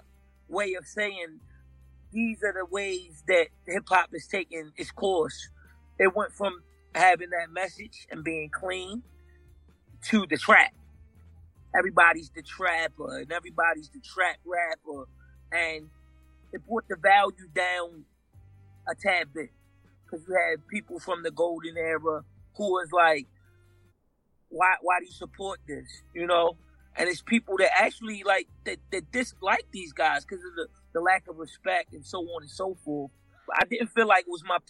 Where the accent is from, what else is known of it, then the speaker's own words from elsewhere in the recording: Baltimore, Maryland, United States; in Baltimore, in historic Baltimore, you know, we're known for marble stoops.